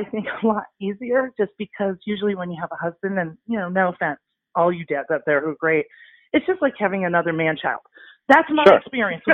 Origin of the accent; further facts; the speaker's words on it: Peoria, Illinois, United States; moved away; I grew up in the Midwest in Peoria, Illinois